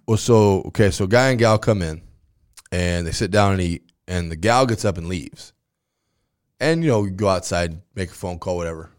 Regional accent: Grand Island, Nebraska, United States; I'm from Grand Island.

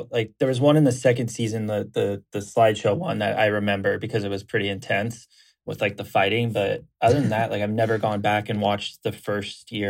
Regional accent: Laguna Beach, California, United States; I was born in Laguna, so now not in Germany.

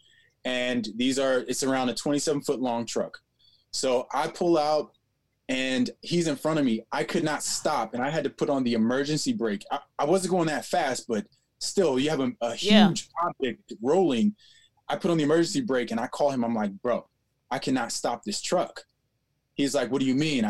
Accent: Maryland, United States; moved away as an adult; also born or lived in Los Angeles; I'm from Maryland

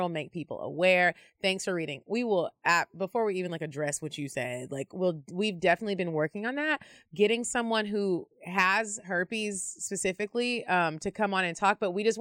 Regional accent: Arlington, Texas, United States; I'm from Arlington, Texas

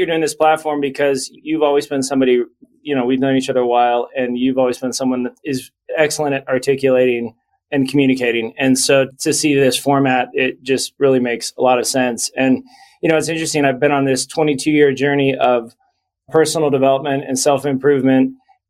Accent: Las Vegas, Nevada, United States; also born or lived in New Jersey; I grew up in Las Vegas. I grew up in New Jersey while he made a really nice mid six-figure income

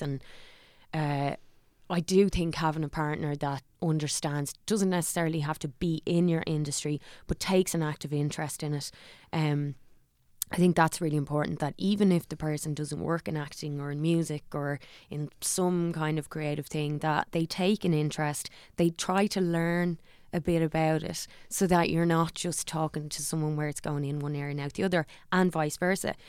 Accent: Dublin, Leinster, Ireland; also born or lived in Lucan; I'm from Parma's town

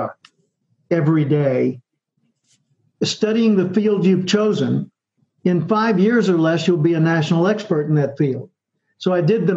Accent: Little Rock, Arkansas, United States; grew up in Little Rock, Arkansas

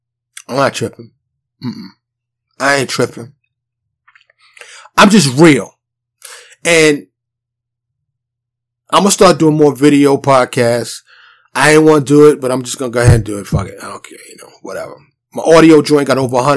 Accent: New York City, New York, United States; moved away as an adult; also born or lived in Harlem / Bronx; now in Dallas, United States; I'm from New York City. Born and raised. But I live in a suburb of Dallas now.

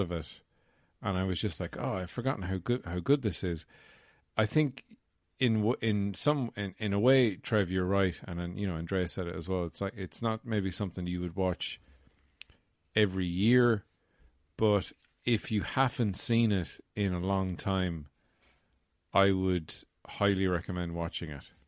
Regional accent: Ireland

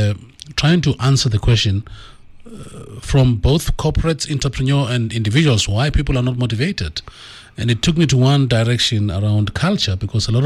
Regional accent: Tembisa, Gauteng, South Africa; I'm from Tembisa, not too far from here. So I'm a Tembisa boy through and through

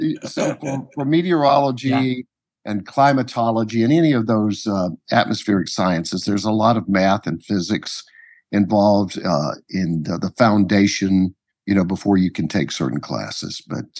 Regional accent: Georgia, United States; moved away as an adult; also born or lived in Florida / New Orleans; now in Los Angeles, United States; I grew up in Georgia and Florida.

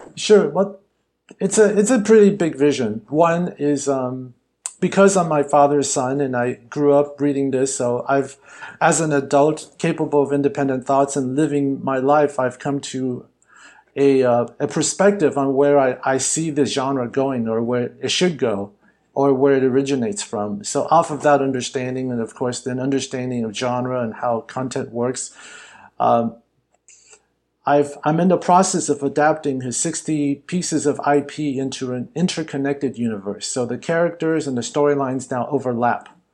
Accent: Los Angeles, California, United States; growing up Chinese American and actually growing up in Hollywood

